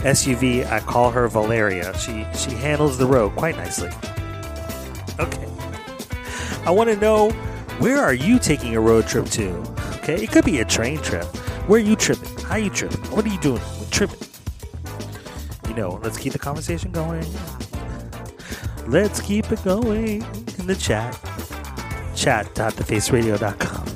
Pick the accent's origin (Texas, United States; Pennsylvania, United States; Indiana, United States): Pennsylvania, United States; Philadelphia; Philadelphia, my hometown